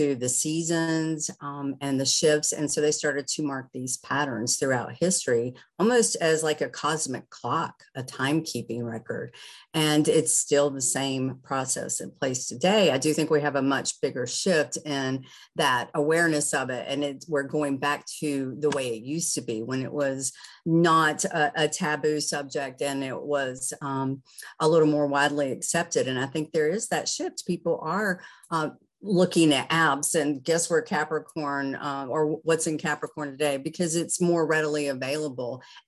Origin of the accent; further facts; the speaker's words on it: the South, United States; I grew up in the South and reading the Farmer's Almanac